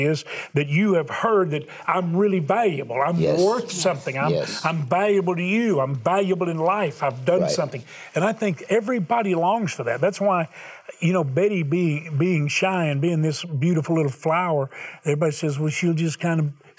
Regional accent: the South, United States; I'm from the South

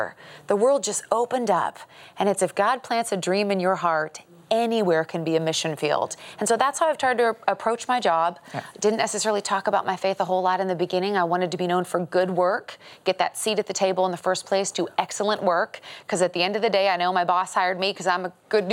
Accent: Seattle, Washington, United States; Born and raised in Seattle, Washington

